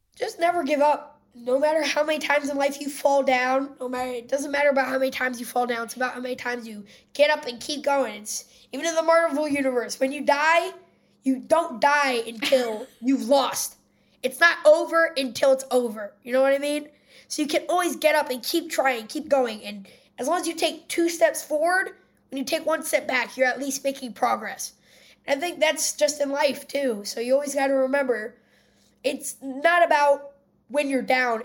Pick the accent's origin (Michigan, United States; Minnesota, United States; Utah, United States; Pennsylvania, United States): Pennsylvania, United States; Philadelphia; I'm from Philadelphia